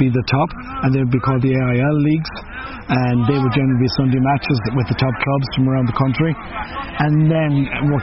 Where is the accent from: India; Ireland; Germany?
Ireland; Galway, Connacht; now in Dublin, Ireland; I grew up in Galway in a GAA world